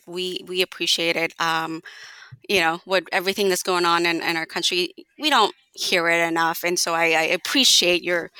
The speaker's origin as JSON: {"language": "English", "region": "Alaska", "country": "United States", "tie": "born or raised there", "said": "I grew up in Alaska, and I was looking for ways to pay for college."}